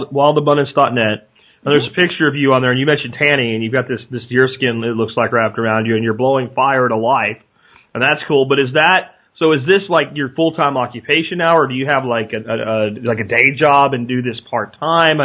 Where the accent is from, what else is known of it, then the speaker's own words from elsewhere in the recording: Appalachian regions of Pennsylvania, United States; I'm from the Appalachian regions of Pennsylvania, so I know there's a huge tradition there, and it kind of was part of how I grew up